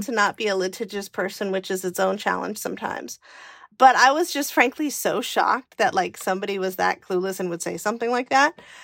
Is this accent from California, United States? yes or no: yes; California, United States; moved away as an adult; also born or lived in Washington, D.C.; I grew up in California in the eighties